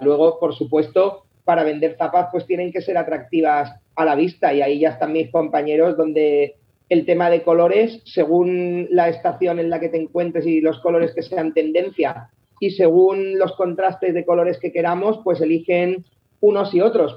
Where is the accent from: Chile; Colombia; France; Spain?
Spain; Alicante, Valencian Community; moved away as an adult; nosotros eh, somos de Alicante, los tres